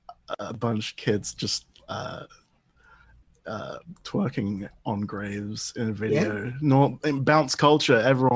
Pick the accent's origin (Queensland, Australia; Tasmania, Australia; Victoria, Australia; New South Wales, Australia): New South Wales, Australia; Davidson; also born or lived in London, United Kingdom; I was born in London, but I grew up in Australia, sort of the lower north shore of Sydney, a place called Davidson, which is Garigal country there for the traditional landowners. Yeah, so I kind of grew up in the middle of a national park.